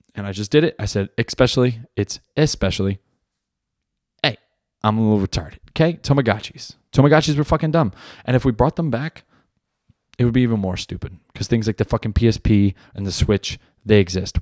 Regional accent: New Jersey, United States; I grew up in Jersey

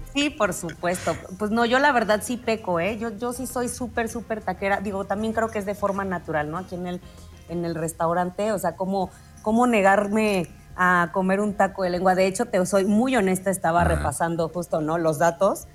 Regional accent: Mexico

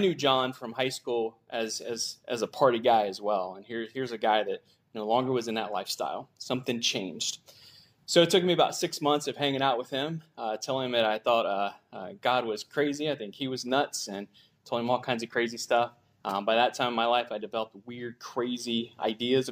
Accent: Gallipolis, Ohio, United States; I'm from Galpolis, Ohio, which is a little podunk town in the middle of nowhere in southeastern Ohio. So I grew up living on a farm most of my life.

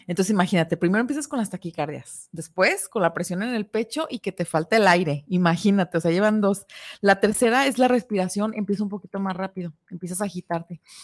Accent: Guadalajara, Jalisco, Mexico; somos tapatías

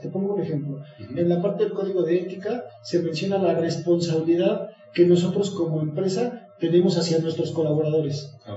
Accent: Mexico; como mexicanos

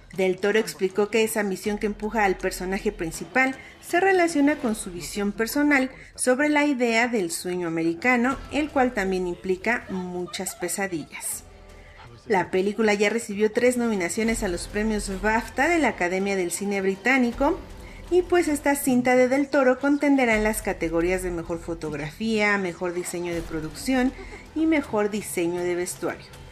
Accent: Mexico

